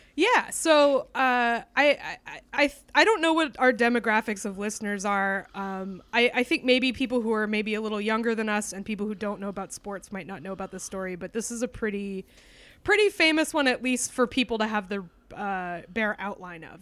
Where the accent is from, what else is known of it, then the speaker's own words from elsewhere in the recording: New Hampshire, United States; also born or lived in Texas; I am truly a New Englander